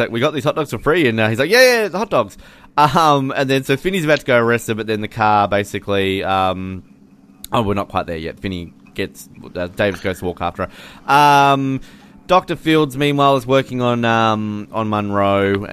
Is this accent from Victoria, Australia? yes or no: no; Hobart, Tasmania, Australia; I've my entire life living in Hobart